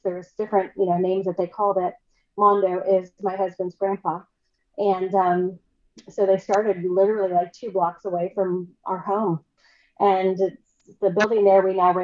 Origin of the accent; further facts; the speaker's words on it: Bremerton, Washington, United States; I'm from a city that's not too far away from Seattle, Bremerton. It's right across the water